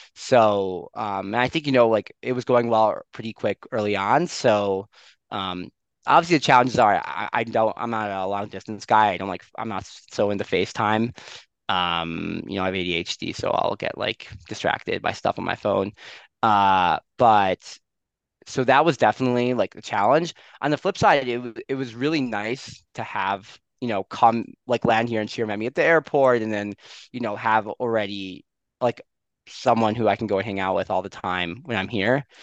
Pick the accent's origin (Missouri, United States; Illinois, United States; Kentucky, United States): Illinois, United States; Skokie; moved away as an adult; also born or lived in Maryland / New York; now in Jerusalem, Israel; I'm originally from uh, Skokie, a suburb of Chicago.